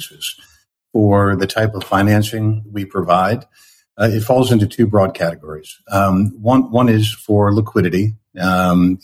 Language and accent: English; New York area, United States; now in San Francisco Bay Area, United States; I had grown up in the Northeast in the New York area